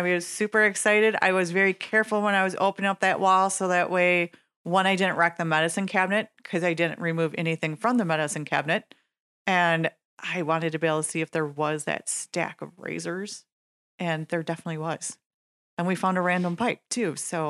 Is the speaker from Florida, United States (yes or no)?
no; Nekoosa, Wisconsin, United States; My hometown.